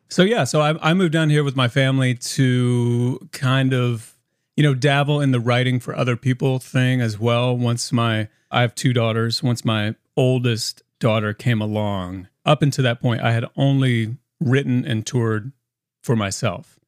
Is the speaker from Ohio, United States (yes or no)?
no; Indiana, United States; moved away as an adult; now in Nashville, United States; I grew up in a really musical family in Indiana and the family is all still back in Indiana. I'm the only one down here in Nashville.